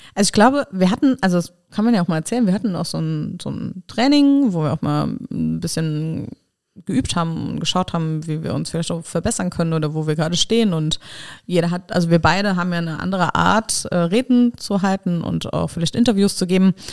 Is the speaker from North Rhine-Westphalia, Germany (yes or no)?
no; Nennig, Saarland, Germany; moved away; also born or lived in Rhineland-Palatinate / Trier; ich bin in Rheinland-Pfalz geboren, aber aufgewachsen im Saarland und zwar in Nennig